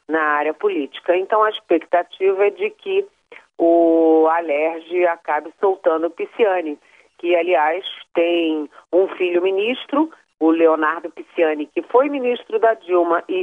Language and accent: Portuguese; Rio de Janeiro, Brazil; moved away; Você sabe que eu sou carioca, né? A minha parte materna é carioca, minha mãe e meu irmão moram no Rio.